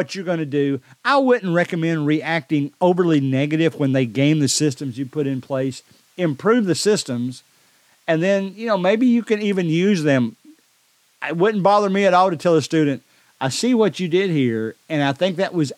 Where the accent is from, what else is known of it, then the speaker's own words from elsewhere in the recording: Decatur, Alabama, United States; my hometown is the most popular. I guess that stands to reason because I know more people in this town. Decatur, Alabama